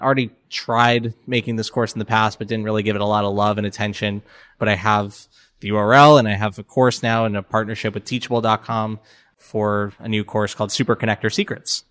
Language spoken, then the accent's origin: English; Florida, United States; also born or lived in New York; now in Atlanta, United States; I'm from Florida originally. My whole family is New Yorkers, and I used to live in New York for about four years. We moved to Atlanta about a year ago